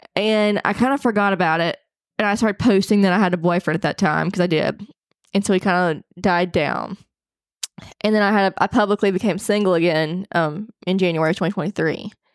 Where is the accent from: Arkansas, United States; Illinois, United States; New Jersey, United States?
Arkansas, United States; I'm from Arkansas, I hunt, take care of my land